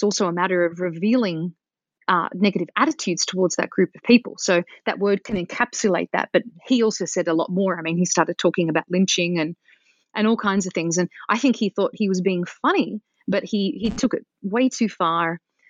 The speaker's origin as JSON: {"language": "English", "country": "Australia", "tie": "born or raised there", "said": "I didn't hear it very much growing up in Australia, and I don't hear it very much nowadays here"}